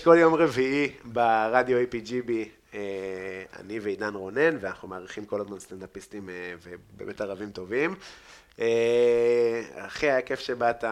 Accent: Afula, Northern District, Israel; גדלתי איפה שגדלתי בעפולה

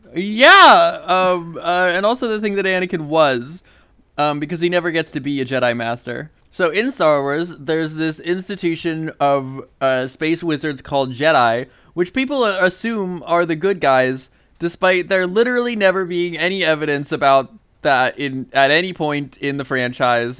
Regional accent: Indiana, United States; We grew up in the same town as Adam Driver

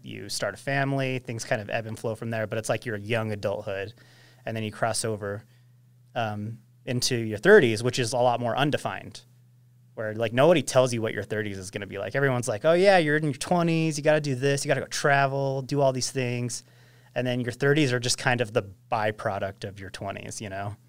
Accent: Ogden, Utah, United States; growing up in Ogden

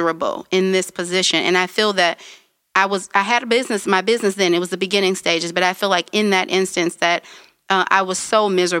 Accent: Detroit, Michigan, United States; I'm from the East Side too.

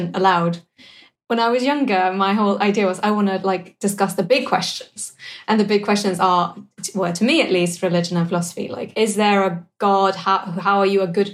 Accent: Sweden; English is a second language; moved away as an adult; also born or lived in Cardiff, United Kingdom / Cambridge, United Kingdom; the transition from going to, the equivalent of a sixth form in Sweden to university in the UK

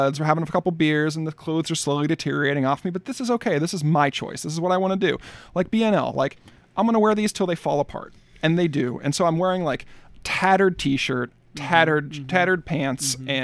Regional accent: United States; I'm an American

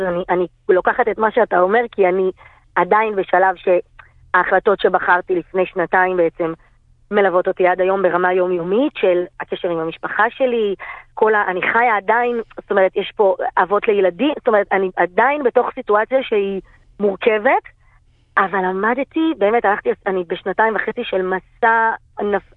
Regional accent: Bnei Brak, Tel Aviv District, Israel; אני גדלתי בבני ברק

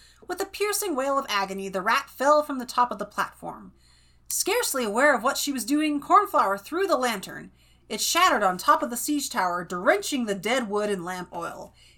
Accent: Clovis, California, United States; also born or lived in Fresno; now in Wyoming, United States; Okay, yes, actually, I was technically born in Fresno, but I lived in Clovis.

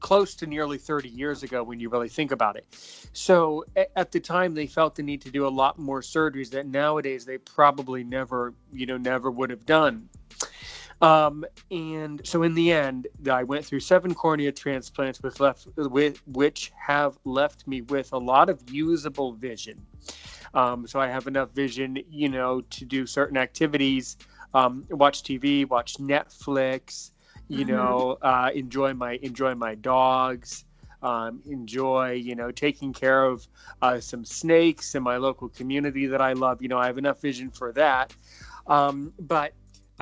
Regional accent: United States; also born or lived in Washington, D.C.; I'm American. I live near Washington, D.C.

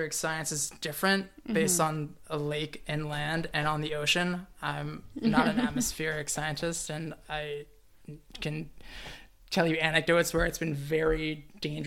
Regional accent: Toronto, Ontario, Canada; I'm from Toronto, the city proper

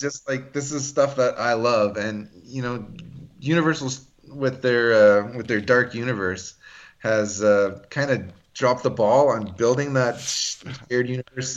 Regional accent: Canada; I'm Greek Canadian

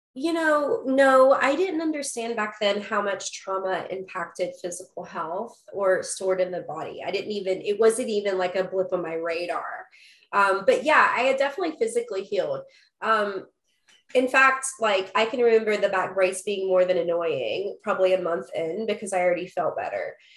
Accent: Huntington, West Virginia, United States; I was born in West Virginia, in, in Huntington, West Virginia, actually a suburb. So I was born down a dirt road

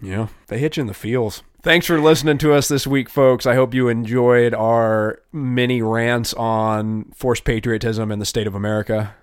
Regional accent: United States; I'm very blessed as an American

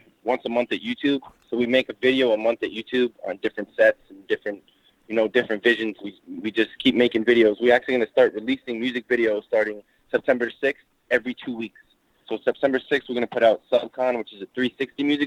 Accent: New York City, New York, United States; we grew up in Brooklyn

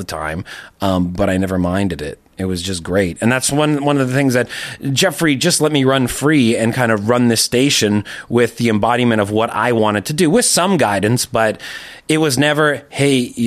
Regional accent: Toronto, Ontario, Canada; In Etobicoke. So, and I'm still there now

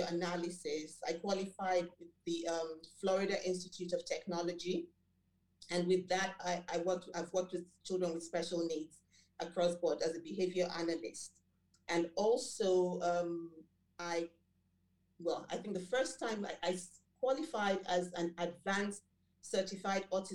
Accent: Lagos, Nigeria; first language Yoruba; English is a second language; also born or lived in United Kingdom; So I grew up in Lagos, Nigeria

